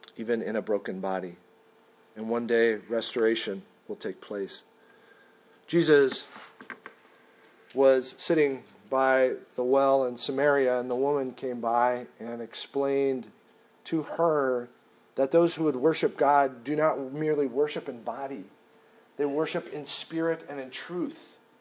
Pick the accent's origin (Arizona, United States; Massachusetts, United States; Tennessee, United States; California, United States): Arizona, United States; Mesa; I am from Mesa, Arizona